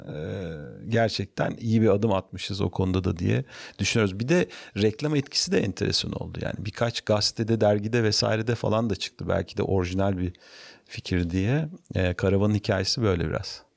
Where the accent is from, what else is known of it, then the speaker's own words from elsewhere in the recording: Ankara, Turkey; moved away as an adult; now in Istanbul, Turkey; 1968 yılında Ankara'da doğdum. E, ilkokul, ortaokul, lise, üniversiteyi Ankara'da bitirdim.